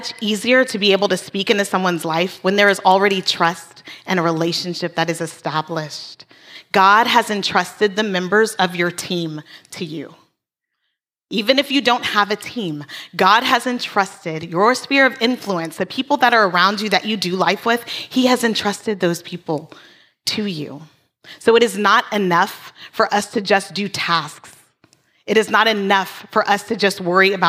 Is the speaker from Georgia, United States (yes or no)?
no; Hawaii, United States; moved away; we're Hawaiian